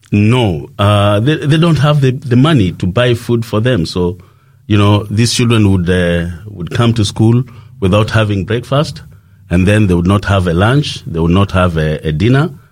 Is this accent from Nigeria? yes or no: no; Kenya; I come from uh, Kenya, that is uh, in East Africa